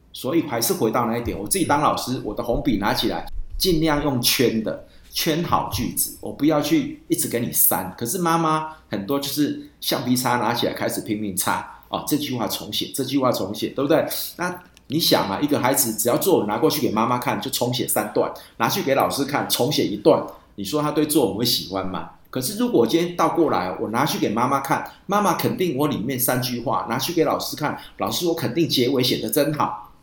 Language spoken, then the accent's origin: Chinese; Dajia, Taichung, Taiwan; 我是大甲人，你知道我们大甲最有名是正南宫嘛